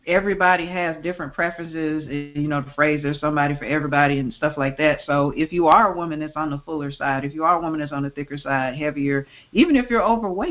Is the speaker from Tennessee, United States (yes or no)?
yes; Memphis, Tennessee, United States; I grew up in the Mid-South. I grew up in Memphis, Tennessee